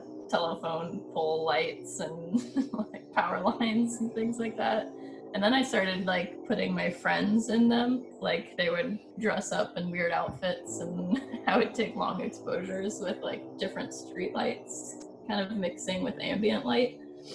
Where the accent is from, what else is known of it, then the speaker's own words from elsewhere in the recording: Ohio, United States; now in San Francisco, United States; I grew up in Ohio, so it was really quiet in the suburbs.